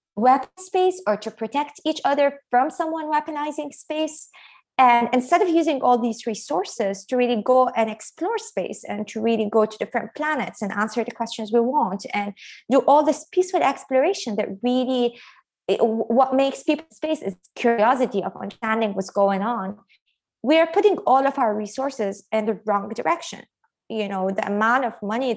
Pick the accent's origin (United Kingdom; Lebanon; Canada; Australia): Lebanon; moved away; growing up in Lebanon